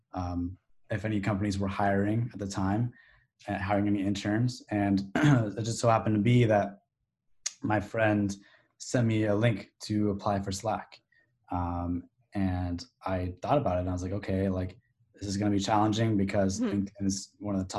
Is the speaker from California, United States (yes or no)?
yes; Sacramento, California, United States; now in Arizona, United States; Growing up in Sacramento